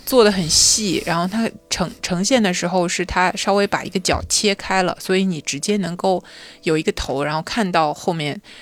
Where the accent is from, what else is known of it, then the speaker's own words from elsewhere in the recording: Shanghai, China; moved away; 作为上海人